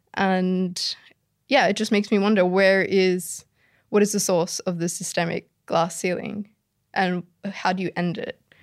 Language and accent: English; Sydney, New South Wales, Australia; the community I grew up in Sydney